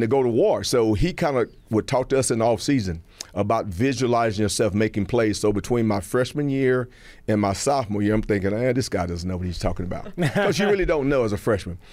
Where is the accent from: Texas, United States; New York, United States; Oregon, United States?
Texas, United States; moved away as an adult; also born or lived in California; now in Georgia, United States; I grew up in Texas